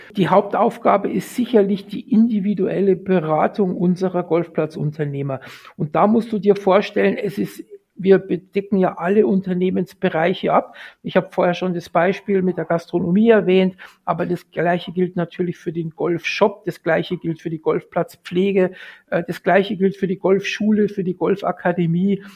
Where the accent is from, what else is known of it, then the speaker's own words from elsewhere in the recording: Munich, Bavaria, Germany; bin gebürtiger Münchner